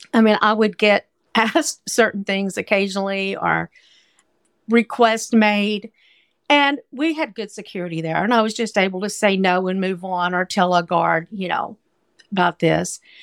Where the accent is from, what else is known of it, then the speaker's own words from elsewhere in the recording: Arkansas, United States; moved away as an adult; now in New York City, United States; I grew up in Arkansas